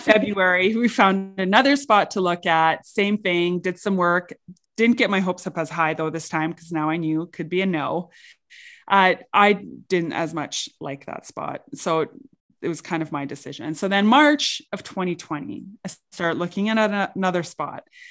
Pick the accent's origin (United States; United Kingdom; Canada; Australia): Canada; St. Paul, Alberta; I grew up in a very small town. Um, I grew up in Saint Paul.